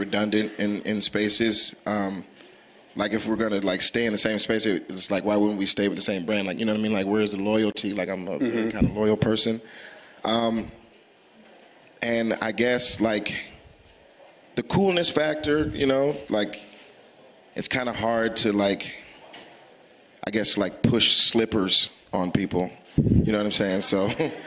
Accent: Atlanta, Georgia, United States; I'm from Atlanta

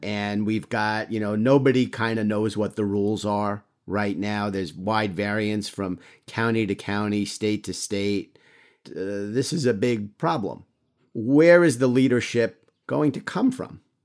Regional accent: New York, United States; I'm a New Yorker

